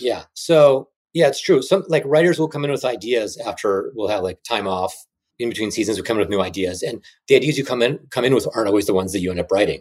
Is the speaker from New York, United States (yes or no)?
no; Chicago, Illinois, United States; moved away; I was from Chicago